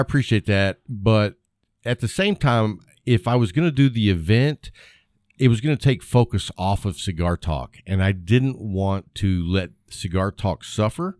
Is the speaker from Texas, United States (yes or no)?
yes; West Texas, United States; I grew up in West Texas